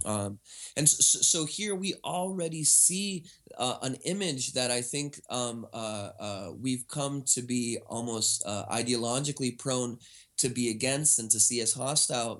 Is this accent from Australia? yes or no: no; United States; now in Vancouver, Canada; I'm actually an American citizen